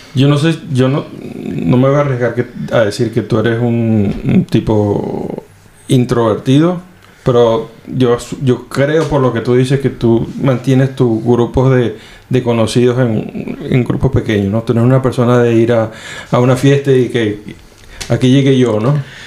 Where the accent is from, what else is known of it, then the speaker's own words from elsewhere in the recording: Venezuela; moved away as an adult; now in Finland; me fui la primera vez de, de Venezuela